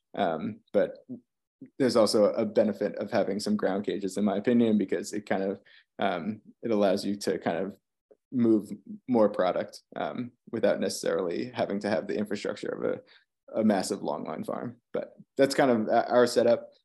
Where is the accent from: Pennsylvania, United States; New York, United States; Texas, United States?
New York, United States; Long Island; now in Virginia, United States; growing up on Long Island